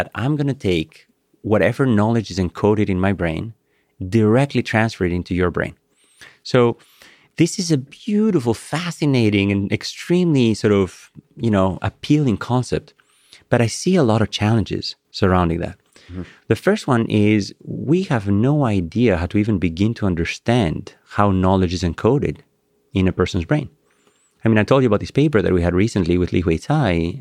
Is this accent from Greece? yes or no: yes; Greece; English is a second language; moved away; my childhood memories of running through, you know, the pebbles in Greece